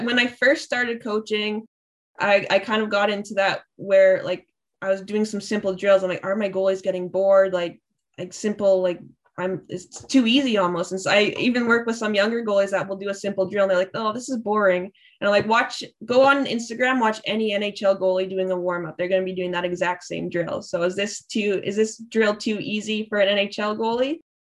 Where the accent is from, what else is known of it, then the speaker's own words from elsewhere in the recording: Thunder Bay, Ontario, Canada; I'm from Thunder Bay, so there's not much to do up there